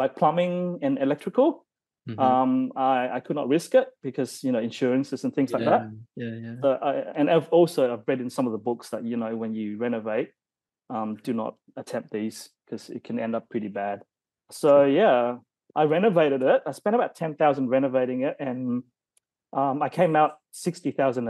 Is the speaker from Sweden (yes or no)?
no; Adelaide, South Australia, Australia; now in Melbourne, Australia; I grew up in Adelaide. So that's my hometown.